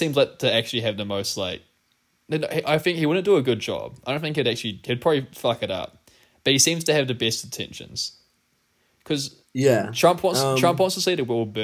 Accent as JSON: {"language": "English", "country": "New Zealand", "said": "as a New Zealander"}